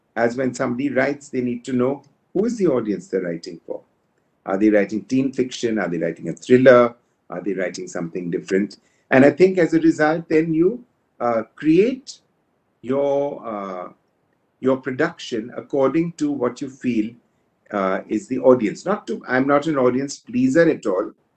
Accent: India; we know we are Indian

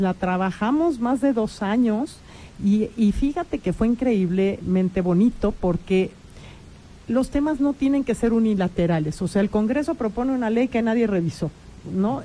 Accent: Mexico; eso somos las mexicanas y los mexicanos

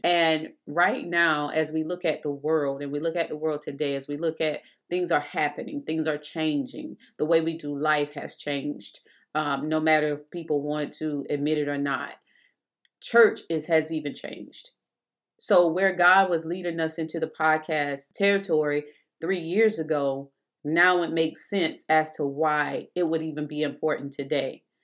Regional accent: South Carolina, United States; moved away as an adult; also born or lived in Texas; we both been born in South Carolina and raised

